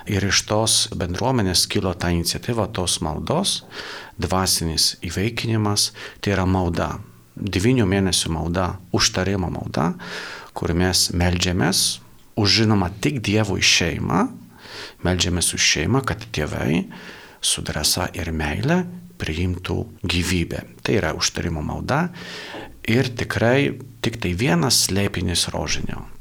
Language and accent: Lithuanian; Poland; now in Lithuania; esu Lankijos pilietis, e, dabar tarnauju Lietuvoje, bet esu iš Lankijos